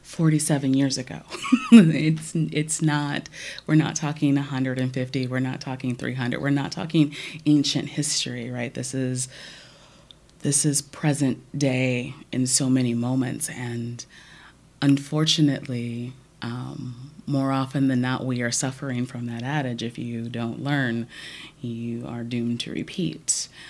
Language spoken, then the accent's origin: English; Omaha, Nebraska, United States; growing up in North Omaha